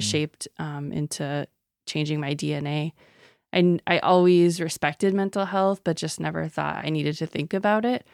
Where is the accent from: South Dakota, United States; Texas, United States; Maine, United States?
South Dakota, United States; Sisseton; I'm originally from Sisseton, South Dakota